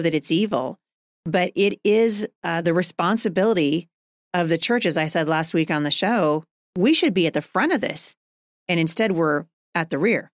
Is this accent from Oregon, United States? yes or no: yes; Portland, Oregon, United States; moved away as an adult; now in Washington, United States; I grew up in Portland.